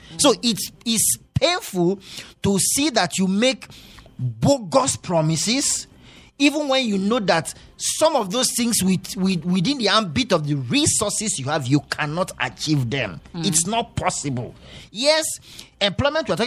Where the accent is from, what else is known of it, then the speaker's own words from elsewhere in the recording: North Central Nigeria, Nigeria; also born or lived in Plateau State; now in Jos, Nigeria; I'm also from North Central.